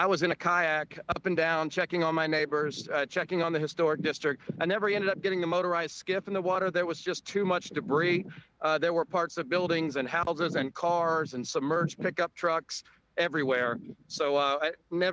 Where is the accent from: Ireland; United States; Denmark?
United States; the South; now in Cedar Key, United States; I'm a Southerner